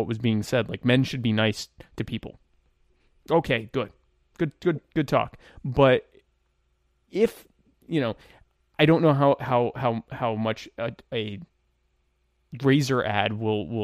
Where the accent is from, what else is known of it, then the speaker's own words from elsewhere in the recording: the South, United States; I grew up in the South